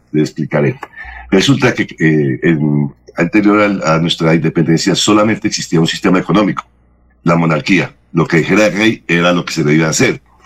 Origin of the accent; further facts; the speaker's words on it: Bogotá, Colombia; moved away as an adult; also born or lived in Barranquilla / United States; soy bogotano de nacimiento, nací el día 20 de abril de 1959